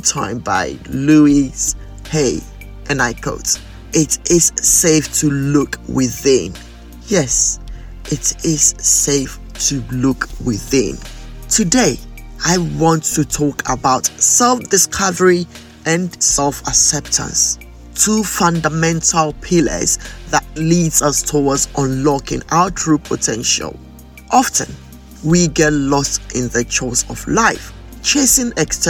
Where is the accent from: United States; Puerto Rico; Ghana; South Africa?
Ghana; moved away; I grew up in Ghana, where many people have little or no knowledge about dyslexia